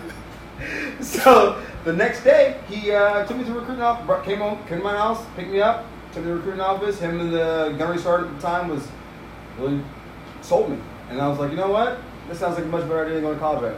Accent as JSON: {"language": "English", "town": "Panama City", "region": "Florida", "country": "United States", "tie": "born or raised there", "said": "I'm a Florida kid. I grew up, born and raised in Panama City, Florida"}